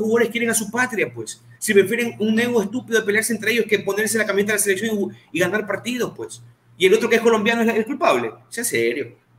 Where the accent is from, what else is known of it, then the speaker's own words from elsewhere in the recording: Ecuador; Yo que soy ecuatoriano